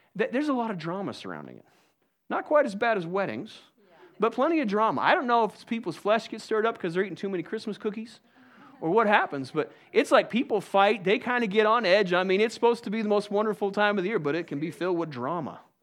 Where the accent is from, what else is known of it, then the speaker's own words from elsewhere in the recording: United States; I'm an American